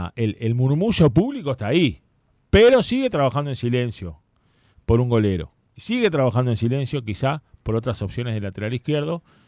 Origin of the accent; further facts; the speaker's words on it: Uruguay; El Brandy me crié ahí, jugué en el Brandy